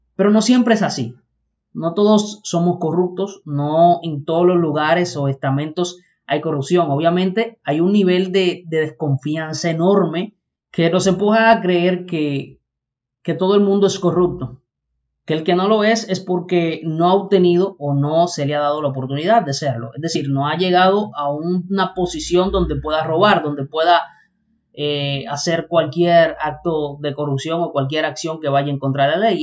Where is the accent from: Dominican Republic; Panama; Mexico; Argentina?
Dominican Republic; Somos dominicanos todos, no una parte. Acá es donde vivimos, y no solo aquí en República Dominicana